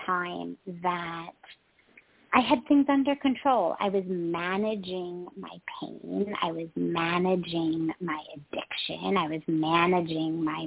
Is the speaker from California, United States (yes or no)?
yes; Los Angeles, California, United States; moved away as an adult; also born or lived in Himalayas; I grew up in California, where quite literally in Hollywood, in the Hollywood Hills